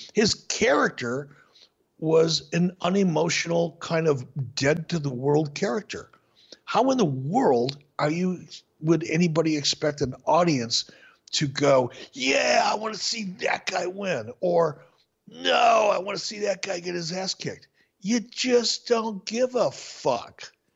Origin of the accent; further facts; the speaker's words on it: Minneapolis, Minnesota, United States; When I was a, a young kid growing up in Minneapolis, in my my mid-teens, late teens